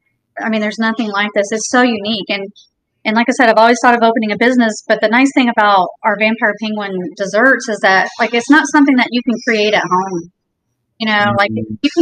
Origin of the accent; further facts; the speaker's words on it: Indiana, United States; also born or lived in Jacksonville, Florida; now in Naples, United States; we moved to Naples from Jacksonville, but originally from Indiana